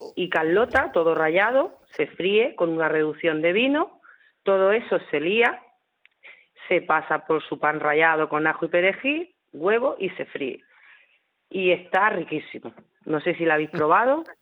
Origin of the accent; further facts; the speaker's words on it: Hellín, Castilla-La Mancha, Spain; moved away; soy nacida no en la región de Murcia, yo nací en Ellín.